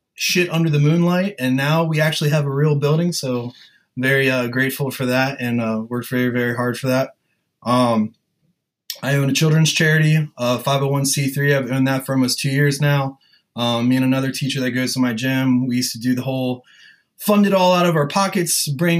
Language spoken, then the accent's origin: English; Sussex County, Delaware, United States; we're both from like Sussex County, Delaware and like lower Maryland area on the Eastern Shore